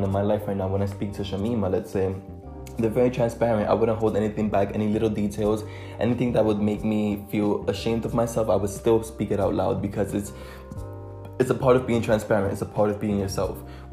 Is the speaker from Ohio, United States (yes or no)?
no; New York City, New York, United States; English is a second language; moved away as an adult; also born or lived in Dominican Republic; now in London, United Kingdom; I am a bilingual 19-year-old who was born and raised in Harlem in New York City.